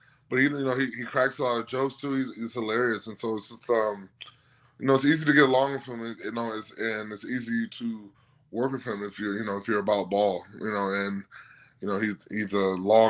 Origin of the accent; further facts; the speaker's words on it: Milwaukee, Wisconsin, United States; now in Cleveland, United States; I'm from Milwaukee, so you know I'm familiar with Midwestern cities